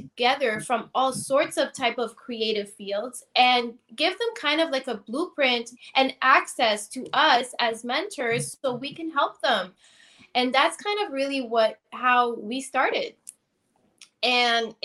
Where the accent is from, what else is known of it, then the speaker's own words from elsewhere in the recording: Toronto, Ontario, Canada; also born or lived in Tampa, Florida; I'm originally from Toronto, Canada.